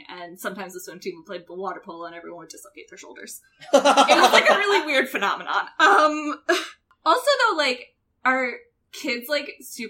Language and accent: English; United States; I grew up an hour outside of New York City